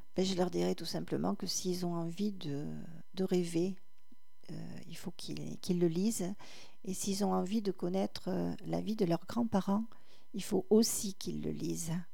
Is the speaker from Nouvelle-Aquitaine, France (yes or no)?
yes; Cabanac-et-Villagrains, Nouvelle-Aquitaine, France; quand j'étais à l'école de Cabanac en CME1